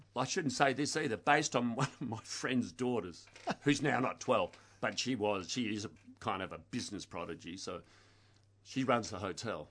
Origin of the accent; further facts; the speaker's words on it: Blackburn, Victoria, Australia; I grew up in Blackburn.